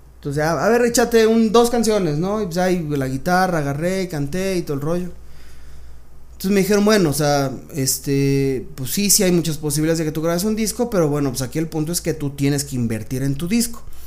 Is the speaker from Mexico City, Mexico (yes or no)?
yes; Mexico City, Mexico; Yo nací aquí en la Ciudad de México. Soy este. No, yo soy chilango